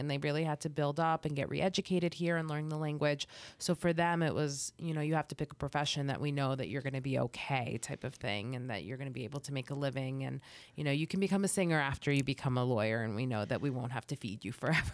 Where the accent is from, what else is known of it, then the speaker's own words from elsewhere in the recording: New Jersey, United States; also born or lived in Boston; I was raised in New Jersey